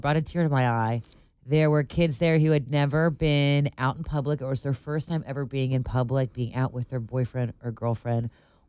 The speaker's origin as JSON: {"language": "English", "town": "Cincinnati", "region": "Ohio", "country": "United States", "tie": "born or raised there", "said": "I'm from Cincinnati"}